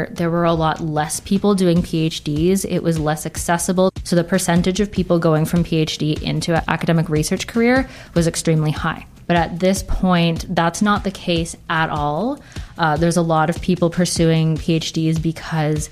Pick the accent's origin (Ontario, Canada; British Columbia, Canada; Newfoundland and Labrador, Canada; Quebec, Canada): Ontario, Canada; Toronto; So I'm originally from Toronto, so I stayed there for my undergrad